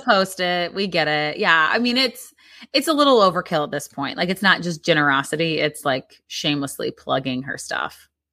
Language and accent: English; Midwest, United States; growing up in the Midwest